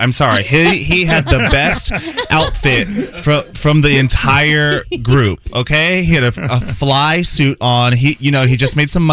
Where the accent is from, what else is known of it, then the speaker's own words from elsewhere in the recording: Greensboro, North Carolina, United States; Greensboro, North Carolina